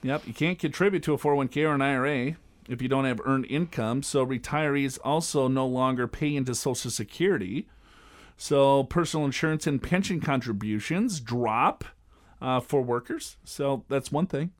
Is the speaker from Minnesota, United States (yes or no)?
yes; Minnesota, United States; I'm from Minnesota.